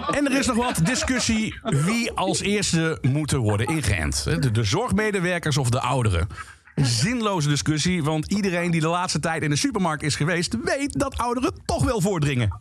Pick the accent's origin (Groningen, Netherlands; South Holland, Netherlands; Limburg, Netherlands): Limburg, Netherlands; Dus ik ben geboren en getogen in Limburg, de provincie van lekker eten en lekker drinken. Dat hoor je niet misschien